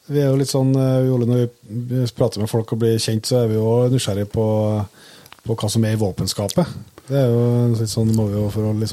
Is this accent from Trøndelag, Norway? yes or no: yes; Namsskogan, Trøndelag, Norway; Vi er jo fra Namsskogan, jeg og Inge